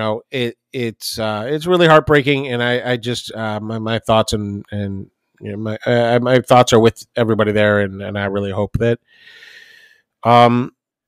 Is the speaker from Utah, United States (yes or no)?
no; Highland Park, Illinois, United States; moved away; I grew up in Highland Park.